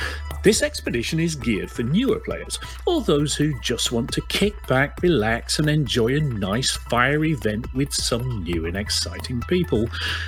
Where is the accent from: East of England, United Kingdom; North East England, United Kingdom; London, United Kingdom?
East of England, United Kingdom; I'm from Norfolk.